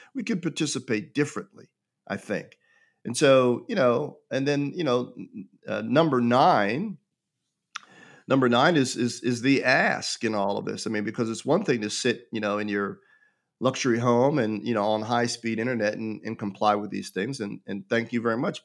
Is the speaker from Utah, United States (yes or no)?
no; Pittsburgh, Pennsylvania, United States; I was born and raised in Pittsburgh, Pennsylvania